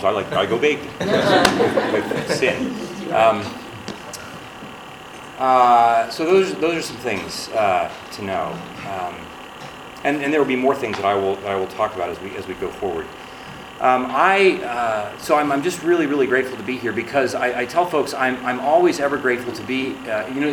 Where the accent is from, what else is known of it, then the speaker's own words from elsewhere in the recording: Ohio, United States; I was born and raised in Ohio.